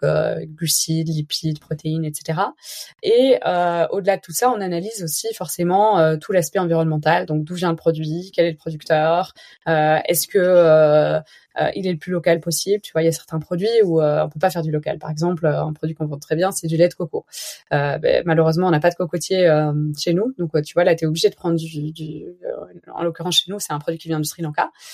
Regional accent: Belgium; je suis belge

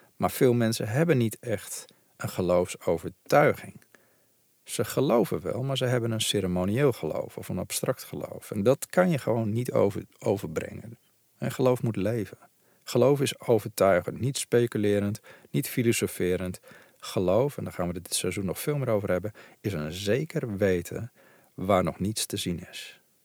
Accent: Veluwe, Gelderland, Netherlands; ik ben zelf opgegroeid op de Veluwe

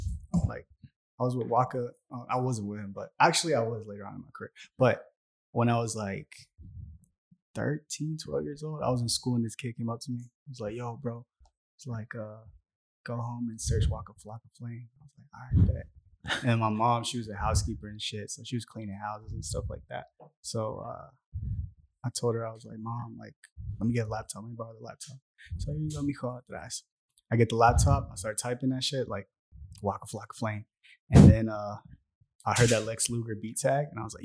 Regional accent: Atlanta, Georgia, United States; also born or lived in Mexico City, Mexico / Riverdale, Georgia / Austell, Georgia / Smyrna, Georgia; I landed in Riverdale, Georgia.

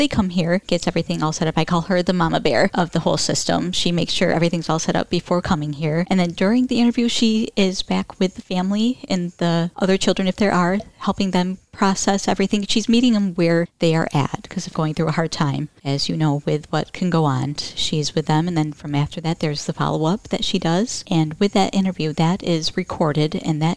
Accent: Shepherd, Michigan, United States; grew up in Isabella County all my life

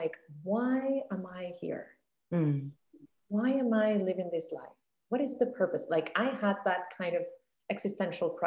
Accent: Costa Rica; moved away as an adult; also born or lived in Miami / New York; I grew up in Costa Rica

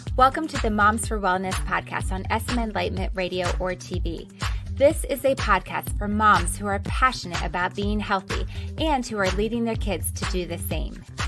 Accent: United States; such a part of our culture and such a part of our lifestyle as Americans

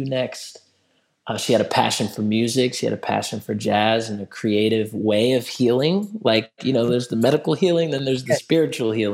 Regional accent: Durham, North Carolina, United States; I grew up in Durham, North Carolina

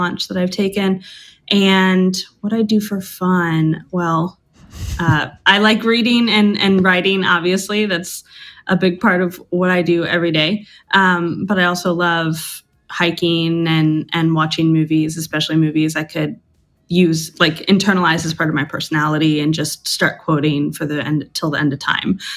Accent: Virginia, United States; moved away as an adult; I recently moved back to Virginia, my home state, and I live in Richmond, Virginia

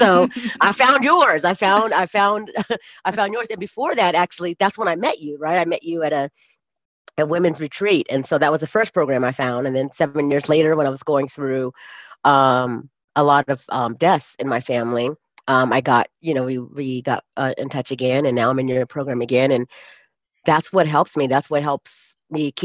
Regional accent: California, United States; moved away as an adult; now in Colorado, United States; I'm from California, and I came back to the US to live in Colorado, which is not my home

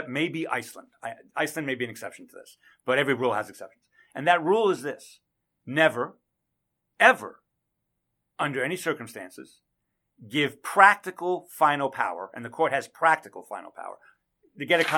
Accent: Canada; now in United States; I am a Canadian. I was born in Canada. I'm a dual citizen

